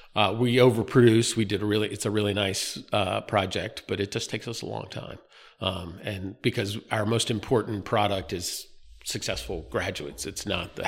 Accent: North Carolina, United States; moved away as an adult; also born or lived in Philadelphia; now in Wilmington, United States; I grew up in North Carolina.

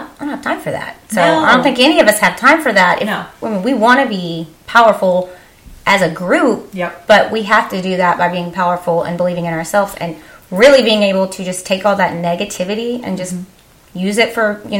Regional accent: Texas, United States; we're from Texas. I know I have an accent.

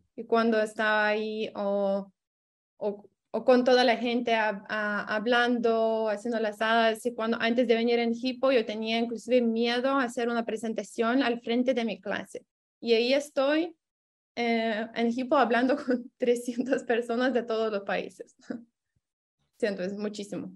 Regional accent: Lithuania; Spanish is a second language; soy de Lituania

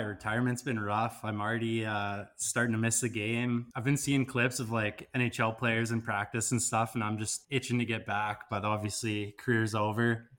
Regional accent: Kelowna, British Columbia, Canada; moved away; I'm Kelowna, born and raised

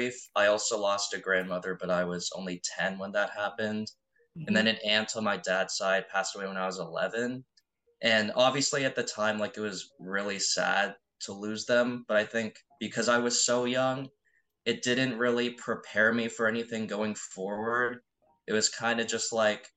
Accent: Ontario, Canada; like what you'd see in Ontario. Like growing up in like a nice town

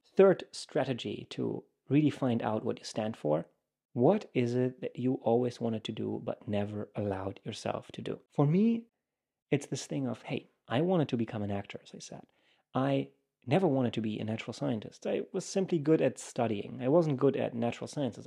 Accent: Germany; moved away as an adult; also born or lived in United States; I come from Germany

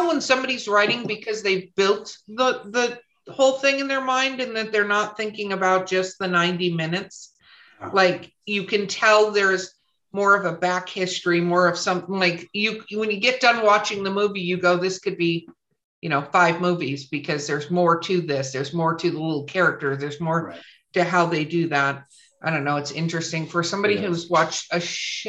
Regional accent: Los Angeles, California, United States; I grew up in Hollywood actually

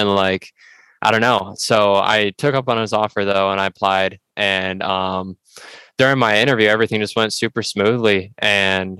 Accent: Lake Orion, Michigan, United States; I'm from Lake Orion, Michigan

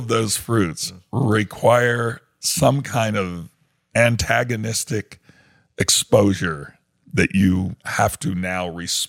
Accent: New York City, New York, United States; I grew up in New York City

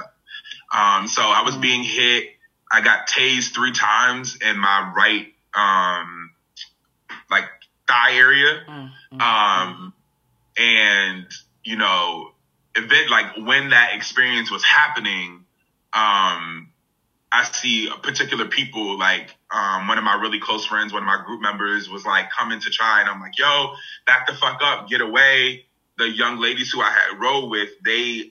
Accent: Hartford, Connecticut, United States; growing up in Hartford, Connecticut, which is, you know, an urban area

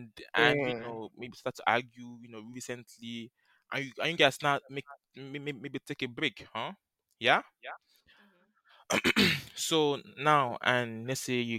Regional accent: Ashanti, Ghana; I'm Ghanaian. I'm from Ashanti.

